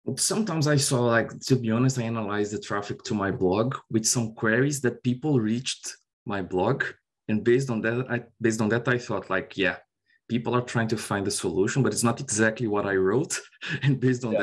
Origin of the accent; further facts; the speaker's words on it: Brazil; moved away as an adult; also born or lived in Ireland; now in Dublin, Ireland; I'm originally from Brazil. I worked in Brazil like for nine years and I moved to Ireland in 2018.